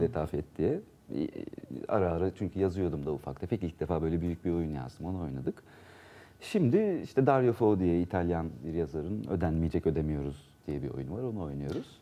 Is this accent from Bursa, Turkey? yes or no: no; Ankara, Turkey; also born or lived in Isparta / Burdur / Antalya; 2 yaşındayken Ankara'ya zaten gelmişler. Ben hep Ankara'da